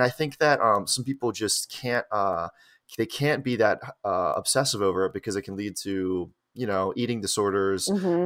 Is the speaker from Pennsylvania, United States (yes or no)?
yes; Philadelphia, Pennsylvania, United States; moved away as an adult; now in New York, United States; I grew up in like Northeast Philly